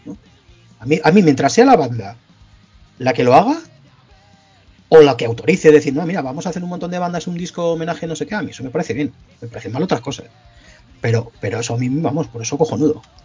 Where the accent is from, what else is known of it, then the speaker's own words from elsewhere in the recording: La Rioja, Spain; Al final somos riojanos todos, esto es una provincia muy pequeñita